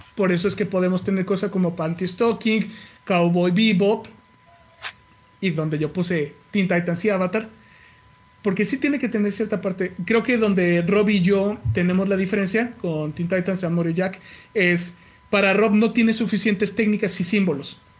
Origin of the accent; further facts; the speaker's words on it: Mexico; yo soy mexicano haciéndolo en Japón